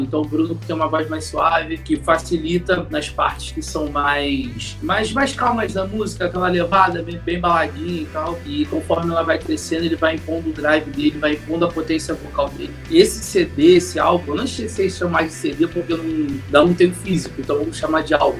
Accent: Rio de Janeiro, Brazil; eu sou do Rio de Janeiro

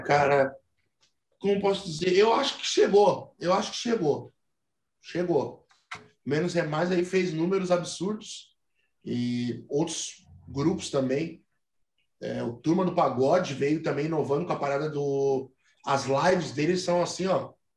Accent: Rio Grande do Sul, Brazil; accent: gauchês; Muita gente não acha que a gente é gaúcho

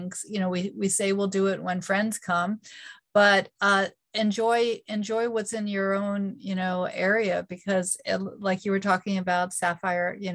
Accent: Northeast, United States; now in North Carolina, United States; Yeah, so I am from the Northeast, uh, but I live

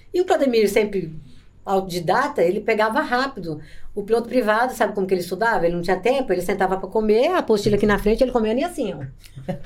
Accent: Nova Londrina, Paraná, Brazil; moved away as an adult; now in Campo Grande, Brazil; eu não era daqui, né? É, nós viemos do Paraná

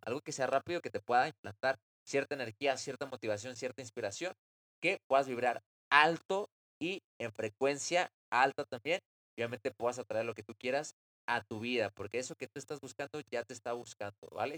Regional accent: Mexico City, Mexico; nací en la Ciudad de México

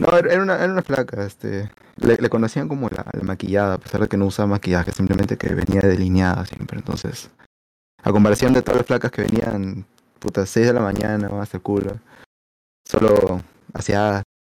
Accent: Lima, Peru; yo soy san Miguelino

